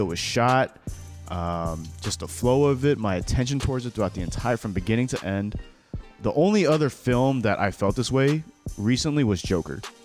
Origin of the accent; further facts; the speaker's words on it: United States; I'm an American-born child